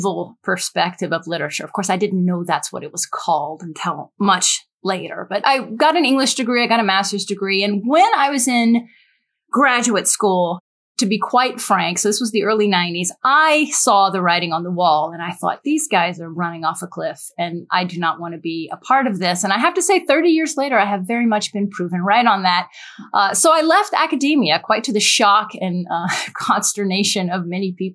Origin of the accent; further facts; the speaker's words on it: United States; I am an American